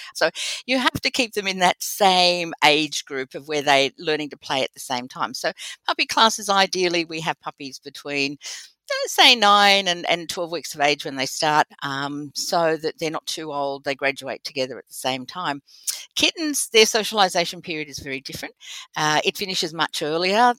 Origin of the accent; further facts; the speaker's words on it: Australia; accent: Australian; also born or lived in United Kingdom; my beautiful Australian accent